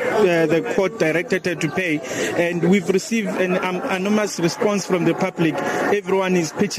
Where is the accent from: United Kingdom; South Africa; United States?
South Africa; as South African